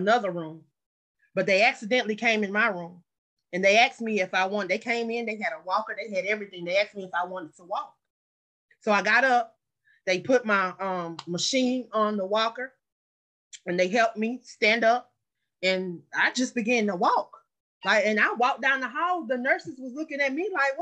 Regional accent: Anderson, South Carolina, United States; moved away; also born or lived in Atlanta, Georgia; my hometown, Anderson, South Carolina

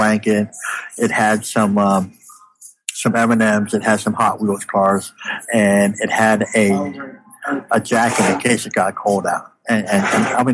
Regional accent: United States; born or raised there; also born or lived in Canada

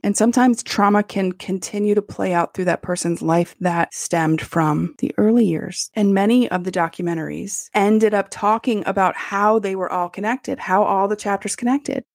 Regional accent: United States; I love being American.

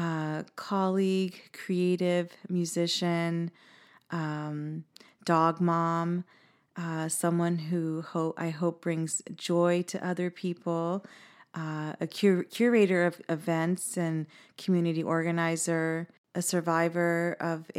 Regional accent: Houston, Texas, United States; also born or lived in Boston, Massachusetts; I was born in Boston, grew up in Houston. We moved there when I was three

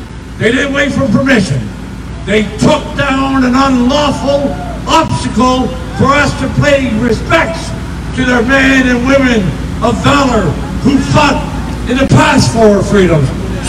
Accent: Canada; Seeing what has happened in Ottawa makes us all proud. Makes us all to be proud of being Canadian once again.

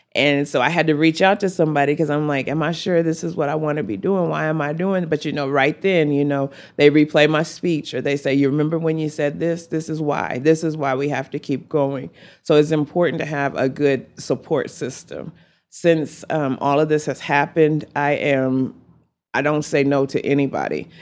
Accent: Amarillo, Texas, United States; also born or lived in Lincoln, Nebraska; my hometown

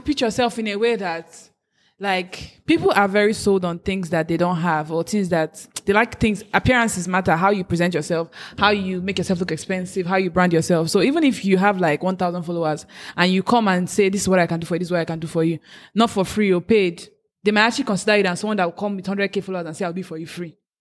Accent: Nigeria; as a Nigerian

